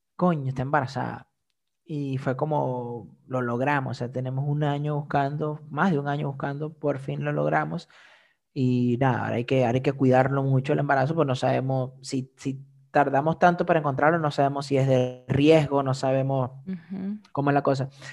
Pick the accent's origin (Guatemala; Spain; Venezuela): Venezuela; now in Iceland; yo soy de Venezuela